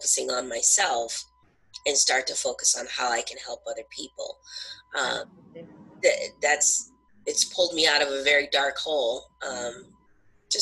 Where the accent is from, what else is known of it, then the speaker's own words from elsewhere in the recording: Southern California, United States; now in New Hampshire, United States; I live in New Hampshire now, but I'm originally from Southern California.